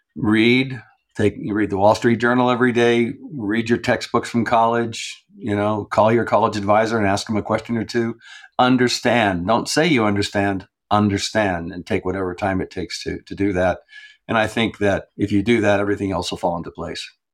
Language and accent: English; New Mexico, United States; also born or lived in Santa Fe, New Mexico; I'm from New Mexico. I'm here in Santa Fe right now. This is where I've, I've lived all, most of my life